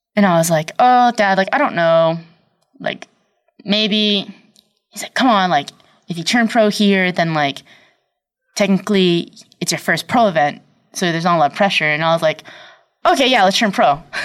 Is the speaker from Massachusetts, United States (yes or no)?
yes; Brockton, Massachusetts, United States; also born or lived in Abington, Massachusetts; I was born in Brockton